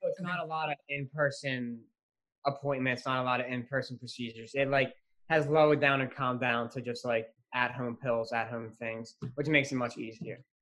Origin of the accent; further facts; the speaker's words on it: West Deptford, New Jersey, United States; I'm 15. I'm from West Deptford, New Jersey